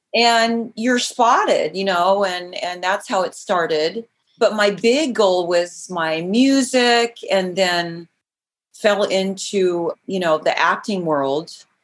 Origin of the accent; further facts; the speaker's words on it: Idaho, United States; also born or lived in Glenns Ferry, Idaho / Mountain Home, Idaho; now in Los Angeles, United States; Actually, I was born in Los Angeles, but then my dad shipped me straight out of here to Idaho, the whole family. So we lived in Glens Ferry and Mountain Home and just a small town girl.